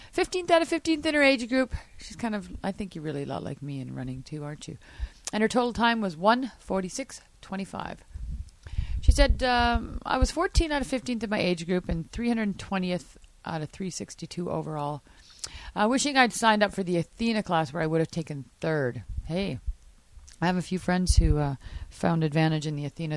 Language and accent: English; Canada; I'm Canadian.